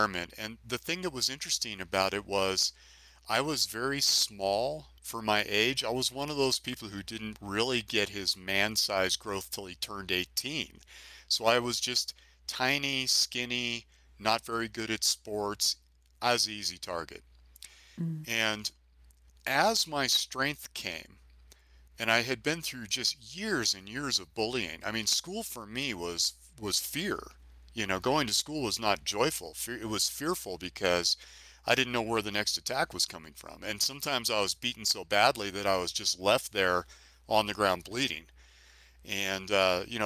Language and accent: English; San Francisco, California, United States; I grew up in San Francisco